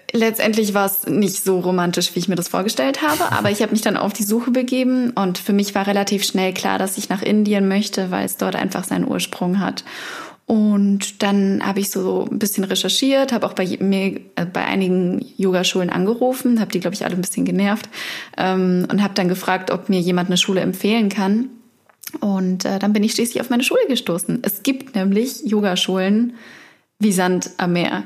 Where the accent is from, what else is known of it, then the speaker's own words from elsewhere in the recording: near Regensburg, Upper Palatinate, Bavaria, Germany; moved away as an adult; now in Berlin, Germany; aus der Nähe von Regensburg